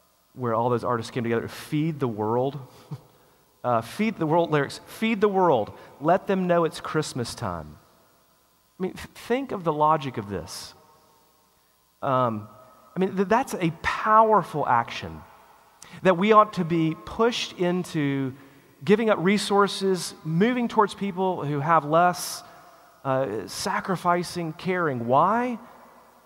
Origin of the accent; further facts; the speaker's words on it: United States; us as an American people